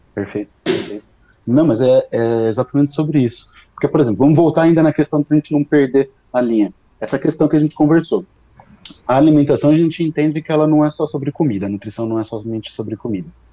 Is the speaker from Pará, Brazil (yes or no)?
no; São Carlos, São Paulo, Brazil; also born or lived in Ribeirão Preto; eu sou daqui do interior de São Paulo, sou de São Carlos